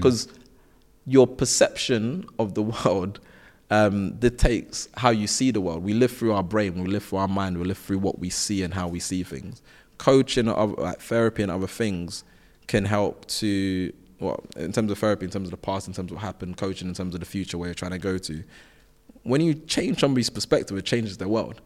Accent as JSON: {"language": "English", "region": "London", "country": "United Kingdom", "tie": "born or raised there", "said": "I'm from South London. Like, I went to schools where, um, we weren't really trying to do extra"}